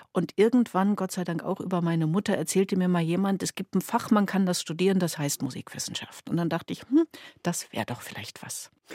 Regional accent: Schwerin, Mecklenburg-Vorpommern, Germany; Schwerin, meine Heimatstadt.

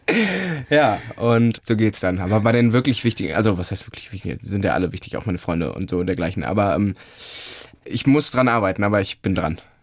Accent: Cologne, North Rhine-Westphalia, Germany; also born or lived in Munich; zurück in meine Heimat Köln

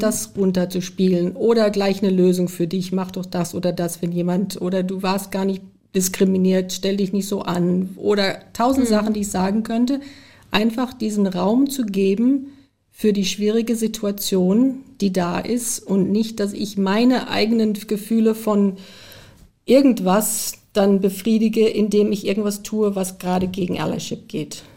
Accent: United States; moved away; ich bin zum Glück in den USA groß geworden

